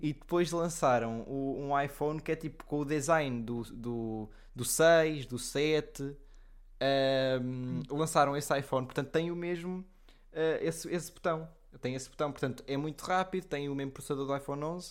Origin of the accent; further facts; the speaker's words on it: Leiria, Centro, Portugal; moved away as an adult; also born or lived in Odivelas; eu sou de Leiria e Odivelas. Depende, eu, Odivelas porque é onde eu vivo quando vou para a universidade.